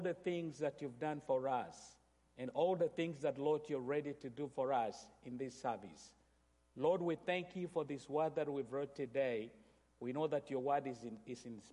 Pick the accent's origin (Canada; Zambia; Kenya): Kenya; I come from Kenya